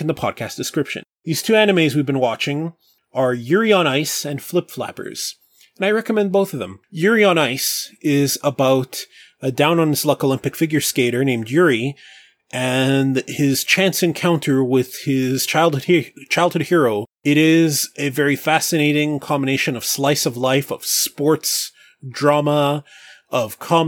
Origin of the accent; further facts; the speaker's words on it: Canada; I'm Canadian